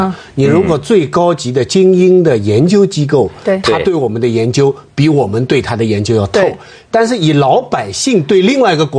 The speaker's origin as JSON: {"language": "Chinese", "country": "China", "said": "我们中国人的感觉就是他是个华人"}